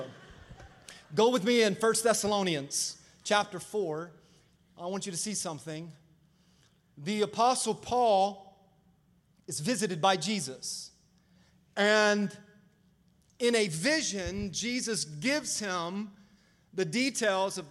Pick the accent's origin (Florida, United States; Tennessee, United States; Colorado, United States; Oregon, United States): Florida, United States; moved away; also born or lived in Maryland; I grew up in Florida